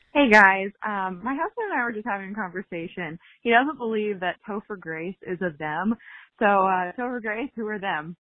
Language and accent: English; Detroit, Michigan, United States; where I grew up in Metro Detroit.